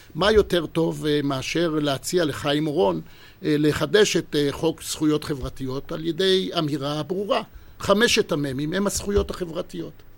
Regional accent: Israel; אני בן 72, נולדתי לציונות. הייתי במדינת ישראל תשע שנים תחת הכיבוש הבריטי

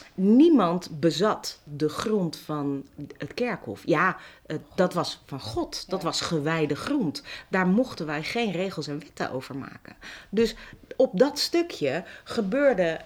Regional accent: Amsterdam, North Holland, Netherlands; ik ben een Amsterdammer

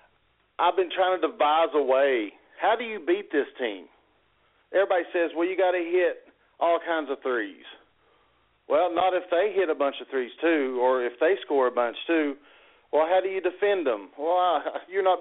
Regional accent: Pikeville, Kentucky, United States; moved away as an adult; now in Morehead, United States; I'm from Pikeville in the 15th region

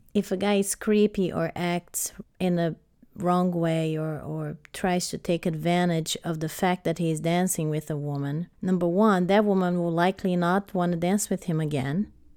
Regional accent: Brazil; now in United States; I grew up in Brazil, started dancing ballet at five years old

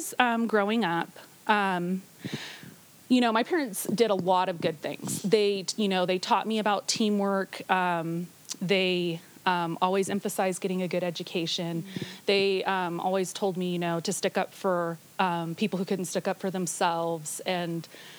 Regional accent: Bay Area, California, United States; now in Nevada, United States; I was born in the Bay Area

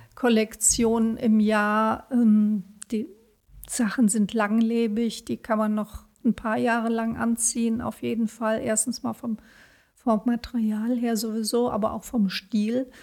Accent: Bonn, North Rhine-Westphalia, Germany; Also, ich bin nicht in Bonn geboren, aber seit der zweiten Klasse bin ich in Bonn

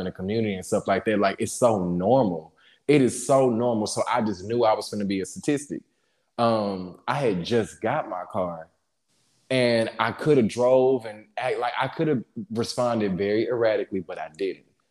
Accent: Jackson, Mississippi, United States; moved away as an adult; now in Dallas, United States; I grew up in Jackson

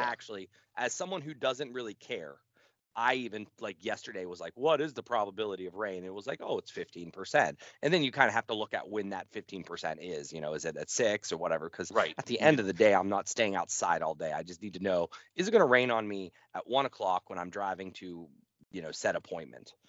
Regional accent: United States; I'm American

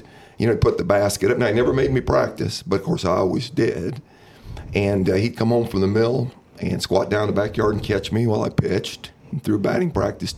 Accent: Mitchell, Illinois, United States; I grew up in Mitchell, which is a suburb of Granite City

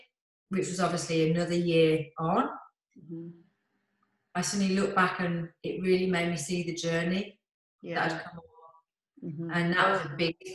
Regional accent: Birmingham, West Midlands, United Kingdom; accent: Brummie; this brummy accent

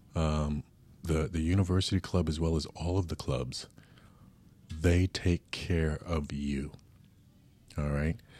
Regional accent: New York, United States; now in San Diego, United States; from New York like myself

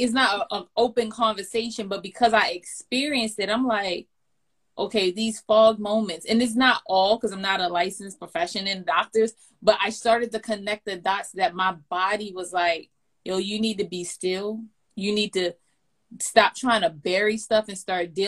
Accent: Baltimore, Maryland, United States; moved away; I'm born and raised in Baltimore, and I did not want to come back to Baltimore

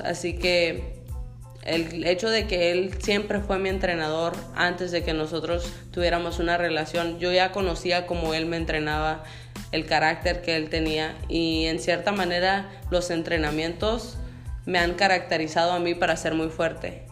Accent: Sonora, Mexico; now in United States; yo soy nacida en México, vivo en Estados Unidos

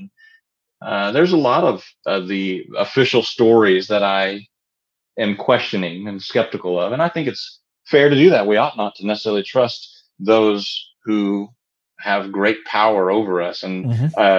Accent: United States

